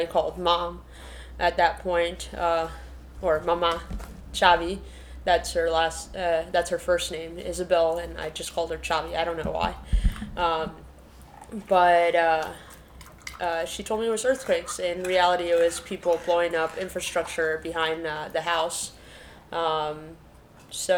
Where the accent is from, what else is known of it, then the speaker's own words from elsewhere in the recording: Peru; moved away; I was born in Peru during a time where there was political instability, and that made it so my grandma actually had to take care of me.